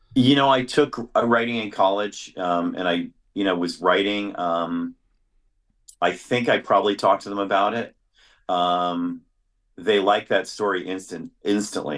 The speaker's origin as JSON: {"language": "English", "town": "New York City", "region": "New York", "country": "United States", "tie": "born or raised there", "said": "I grew up in New York City"}